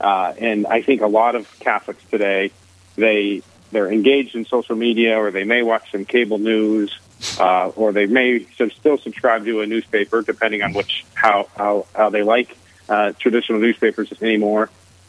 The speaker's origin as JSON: {"language": "English", "region": "Arizona", "country": "United States", "tie": "born or raised there", "also_born_or_lived": "Dallas", "moved": "yes", "lives_now": "Chicago, United States", "said": "I'm a Catholic, born Catholic, so I'm a cradle Catholic, as they say. I live in Chicago, but I grew up in Arizona"}